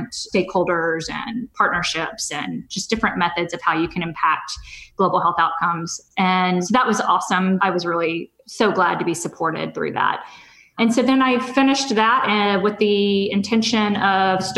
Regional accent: Southern California, United States; moved away as an adult; I'm originally from Southern California, so I was happy to be back in California

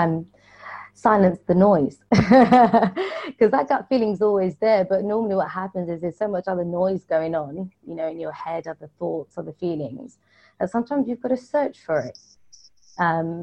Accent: London, United Kingdom; I'm born and raised in London

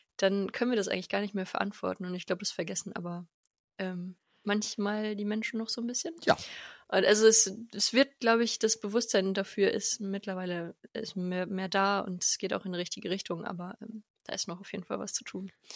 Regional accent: Lengerich, North Rhine-Westphalia, Germany; also born or lived in Bad Nenndorf / France; now in Hanover, Germany; Ich komme aus, aus Lengerich, da sind meine Eltern und meine Family

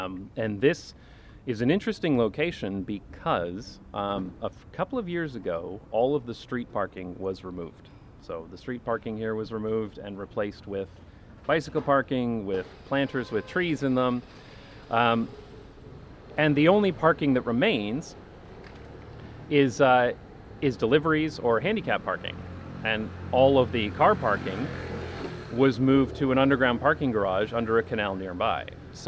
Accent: London, Ontario, Canada; now in Amsterdam, Netherlands; certainly there are places like this in my hometown of London, Ontario, although a lot of them have been bulldozed and turned into parking lots or other car-centric uses.

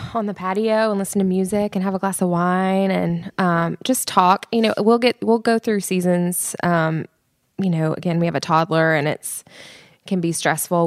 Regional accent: Nashville, Tennessee, United States; I grew up in Nashville, so, and my mom was in the music business.

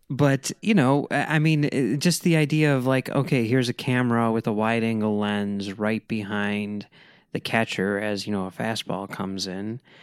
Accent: Chicago, Illinois, United States; I'm from Chicago

